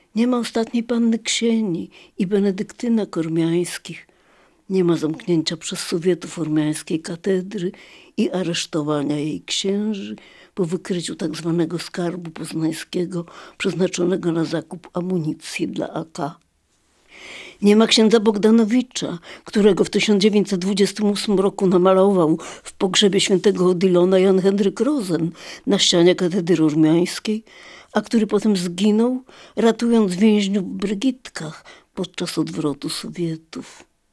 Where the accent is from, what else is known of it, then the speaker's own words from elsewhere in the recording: Lviv, Lviv Oblast, Ukraine; moved away; do mojego rodzinnego miasta